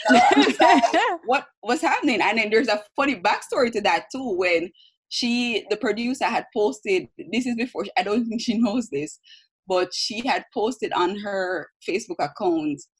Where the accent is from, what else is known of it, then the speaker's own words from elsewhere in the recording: Jamaica; I'm Jamaican.